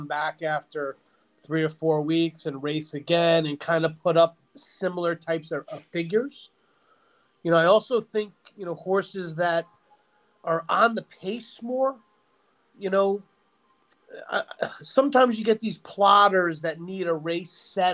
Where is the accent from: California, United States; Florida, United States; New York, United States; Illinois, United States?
New York, United States; Long Island; I grew up in Long Island, grew up Belmont Aqueduct in the winter